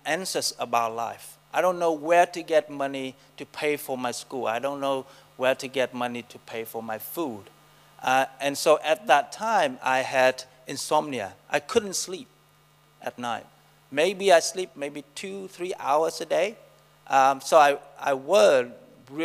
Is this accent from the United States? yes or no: no; Vietnam; English is a second language; moved away as an adult; also born or lived in Saigon; now in New Zealand; I'm come from Vietnam, so Nam, Vietnam. I was born in a Buddhist family. My hometown is the most conservative town in Vietnam.